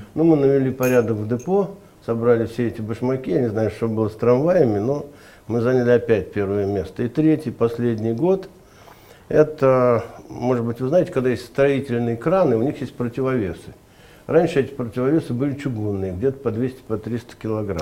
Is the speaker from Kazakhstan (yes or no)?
no; Ufa, Bashkortostan, Russia; now in Moscow, Russia; я родился в Башкирии, в Уфе